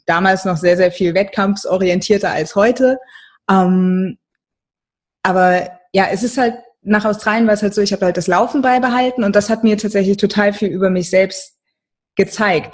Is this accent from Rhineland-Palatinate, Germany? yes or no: yes; Mainz, Rhineland-Palatinate, Germany; moved away as an adult; im Studium bin ich noch in meiner Heimatstadt in Mainz geblieben